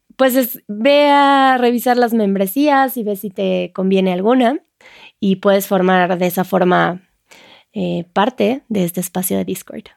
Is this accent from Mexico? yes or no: no; France; Spanish is a second language; soy de Francia